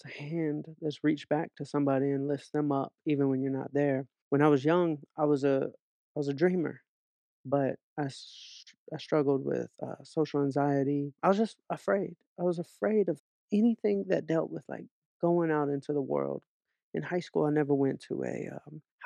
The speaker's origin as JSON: {"language": "English", "town": "Atlanta", "region": "Georgia", "country": "United States", "tie": "born or raised there", "moved": "yes", "lives_now": "Los Angeles, United States", "said": "I grew up in Atlanta"}